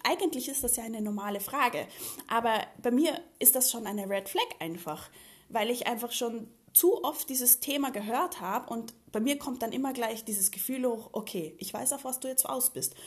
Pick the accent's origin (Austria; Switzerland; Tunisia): Austria; Vienna; moved away; also born or lived in Germany; Ich bin ja hier geboren